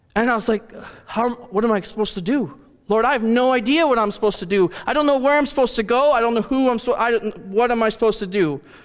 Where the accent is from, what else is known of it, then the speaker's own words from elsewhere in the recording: Rice Lake, Wisconsin, United States; I am from Rice Lake, Wisconsin. I was born and raised in Rice Lake